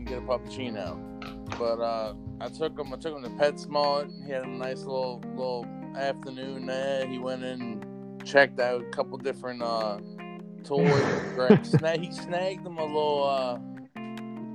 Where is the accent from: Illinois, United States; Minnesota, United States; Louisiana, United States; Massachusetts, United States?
Louisiana, United States; St. Bernard Parish; also born or lived in New Orleans; I'm from New Orleans, originally from the Parish